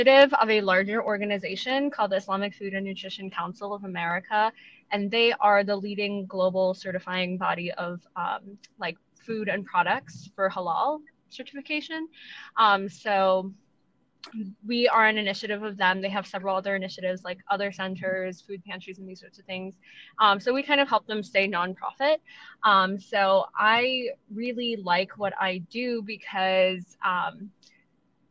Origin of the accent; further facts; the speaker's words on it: Chicago, Illinois, United States; I am from Chicago, and I've known Pete since high school